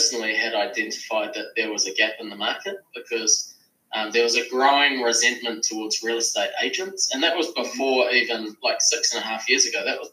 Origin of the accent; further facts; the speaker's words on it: Kapiti Coast, Wellington, New Zealand; I am from the Kapiti Coast, north of Wellington